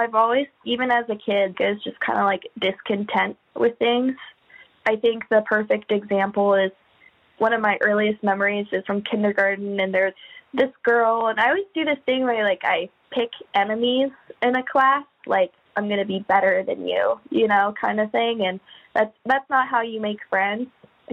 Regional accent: Anchorage, Alaska, United States; I'm from Anchorage, Alaska, born in Anchorage.

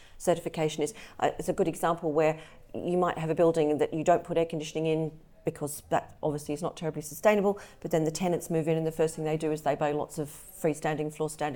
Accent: Australia; I'm Australian, so I love a gum tree

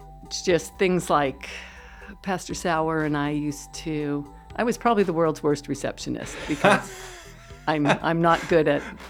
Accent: Hayward, California, United States; also born or lived in Portland, Oregon / San Carlos, California; I've lived in the area most of my life, born and raised in Hayward.

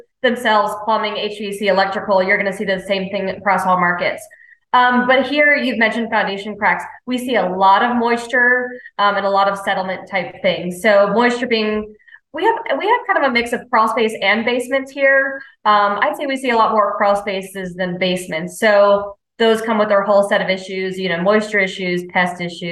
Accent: California, United States; also born or lived in North Carolina Smoky Mountains; now in North Carolina, United States; I'm from California

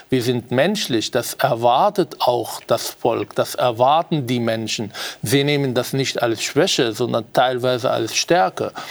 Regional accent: Israel; now in Austria; und zwar nicht nur hier in Österreich, ich komme ja aus Israel

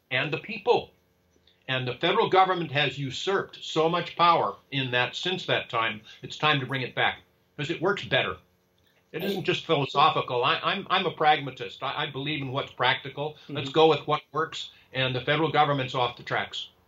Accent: California, United States; in California, which is my home state

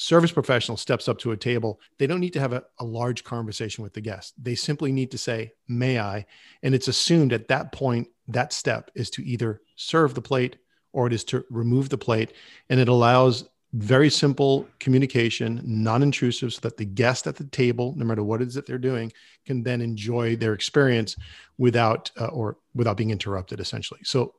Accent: Rhode Island, United States; now in New York, United States; When I first moved to New York, I had a job and I had gotten laid off. And being in New York, I'm from Rhode Island. I did not want to go back to Rhode Island.

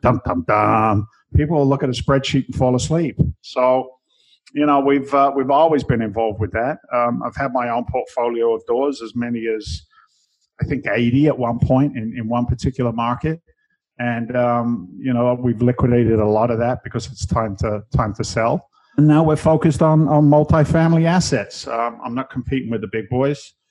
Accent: London, United Kingdom; moved away as an adult; now in United States; I came I came from England originally. I was born in London

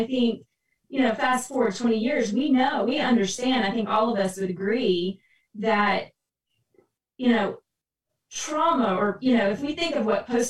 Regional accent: Texas, United States; moved away as an adult; now in Kalamazoo, United States; I'm native Texan

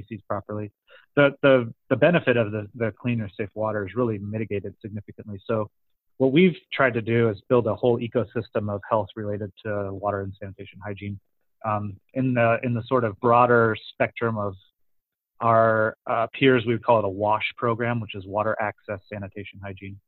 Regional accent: Gilbert, Arizona, United States; now in San Luis Obispo, United States; I'm from Gilbert, so I'm from your neck of the woods

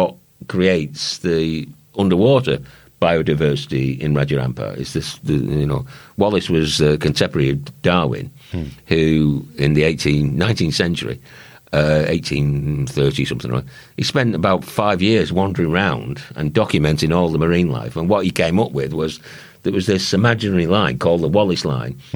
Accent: Runcorn, North West England, United Kingdom; moved away; I'm a fitter from Runcorn. Formerly a fitter from Runcorn

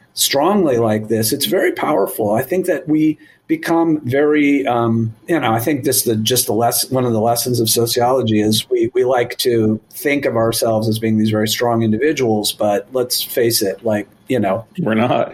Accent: Eugene, Oregon, United States; i grew up in Eugene, Oregon, and the 70s and 80s

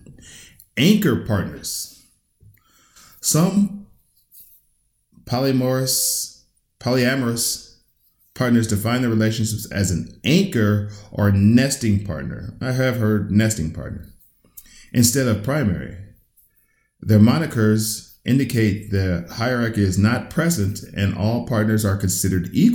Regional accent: United States; I was raised in raised in the United States.

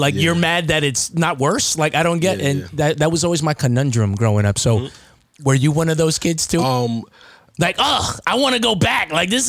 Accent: Baldwin, New York, United States; also born or lived in Hempstead; So I'm from Baldwin, right? And like Hempstead, Baldwin. So I grew up with nothing but black people.

